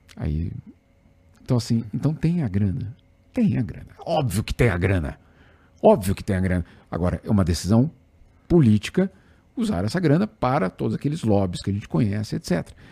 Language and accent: Portuguese; São Paulo, Brazil; paulistano, para quem é paulistano, o é, é, pessoal aqui sabe que a gente acha que o mundo começa em Osasco